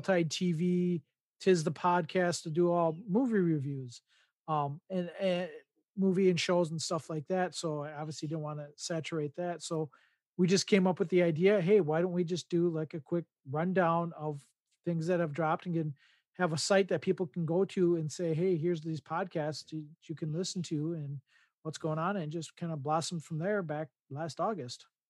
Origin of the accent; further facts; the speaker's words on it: Midwest, United States; I'm born and raised in the Midwest